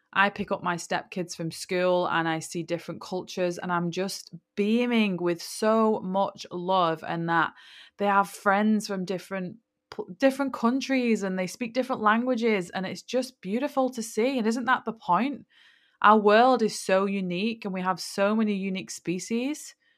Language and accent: English; England, United Kingdom; I'm from England